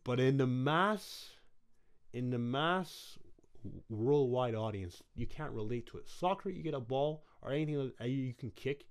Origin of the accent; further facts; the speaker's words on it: Brooklyn, New York, United States; Brooklyn's my hometown